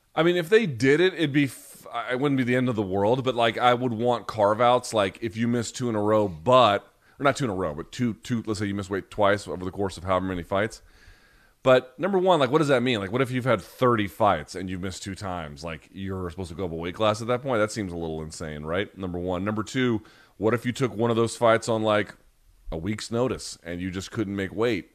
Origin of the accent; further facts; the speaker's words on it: United States; I'm American